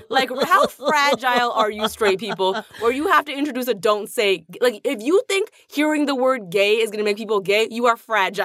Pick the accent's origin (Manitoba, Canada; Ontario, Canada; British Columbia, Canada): Ontario, Canada; Toronto; growing up in Toronto, you know, I didn't know a single queer person in high school